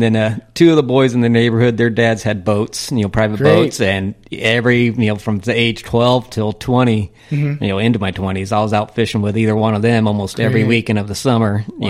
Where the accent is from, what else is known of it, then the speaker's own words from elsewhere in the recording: Chino, California, United States; I grew up in Chino.